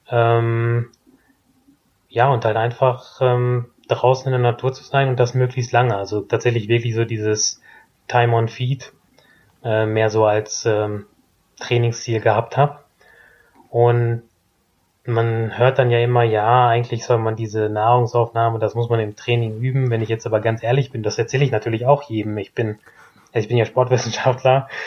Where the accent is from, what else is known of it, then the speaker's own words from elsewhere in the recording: Herford, North Rhine-Westphalia, Germany; in Elverdissen oder Herford, also kleines Dorf daneben.